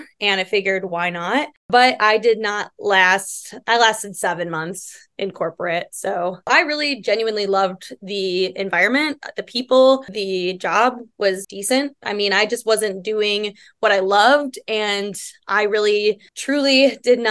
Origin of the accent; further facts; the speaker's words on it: Illinois, United States; moved away as an adult; now in Arizona, United States; Born and raised in Illinois, moved out to Arizona. And I've been out here for, almost 4 years now